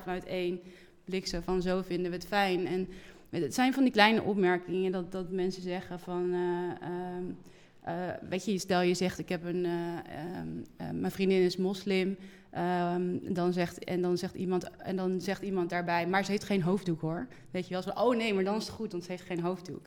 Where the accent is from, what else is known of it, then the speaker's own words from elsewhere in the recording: Oosterhout, North Brabant, Netherlands; now in Amsterdam, Netherlands; ik ben geboren in het Brabantse Oosterhout en eh, woon al heel lang in Amsterdam